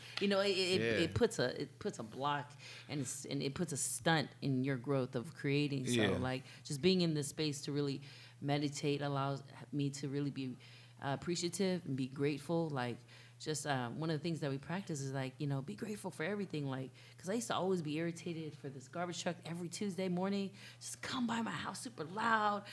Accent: Santa Clara, California, United States; I'm from Santa Clara

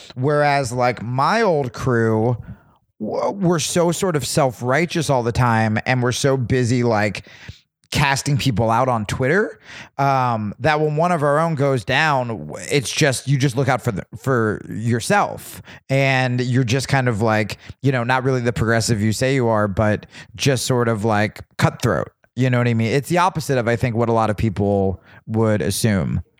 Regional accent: New Jersey, United States; I grew up in Jersey

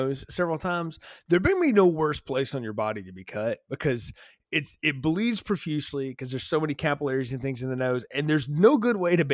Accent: North Alabama, United States; my little hometown that I grew up in North Alabama

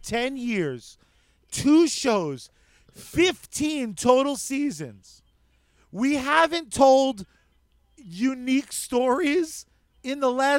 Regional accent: Ireland; I am Irish. Like, what? It's not bad.

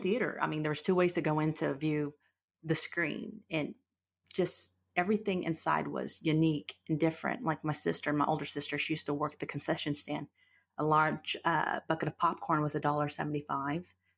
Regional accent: Fort Worth, Texas, United States; I grew up in Fort Worth, and I'm kind of one of those old Fort Worth

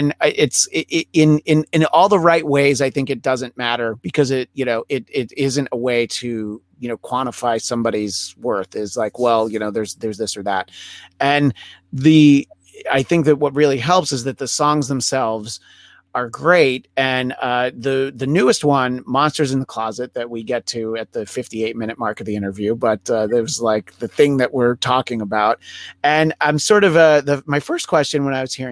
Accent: outside of New York City, United States; moved away as an adult; now in Los Angeles, United States; I grew up outside of New York City

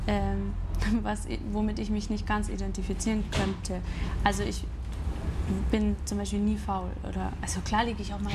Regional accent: Grafing, Bavaria, Germany; also born or lived in Chiemsee; now in Munich, Germany; ich bin in Grafing aufgewachsen, mhm. Also bei München. Mhm. Dann war ich acht Jahre im Chiemsee und dann wieder hier

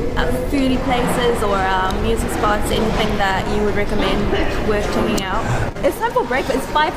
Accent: South Africa; I'm from South Africa

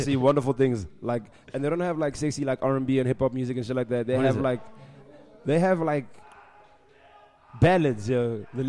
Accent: Pretoria, Gauteng, South Africa; born or raised there; also born or lived in Johannesburg

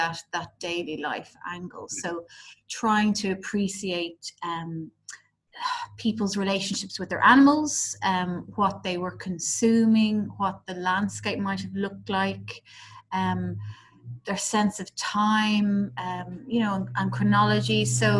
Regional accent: Dublin, Leinster, Ireland; I'm from Dublin

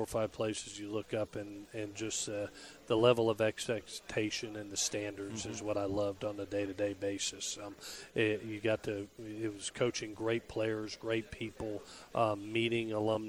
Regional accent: Southeast, United States; now in Statesboro, United States; I'm from the Southeast. Mm-hmm. I grew up in the Southeast.

